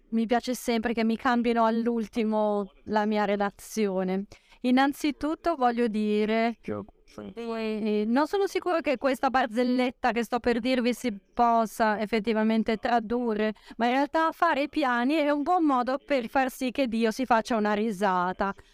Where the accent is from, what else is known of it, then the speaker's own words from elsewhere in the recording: United States; Italian is a second language; sono americano ovviamente, quindi ho dei pregiudizi. Gli Stati Uniti sono un paese estremamente vario, con una grande diversità